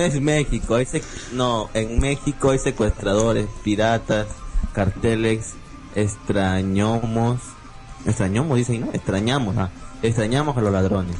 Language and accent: Spanish; Peru; mi papá de acá, mi mamá del norte. Más soy costeño que cholo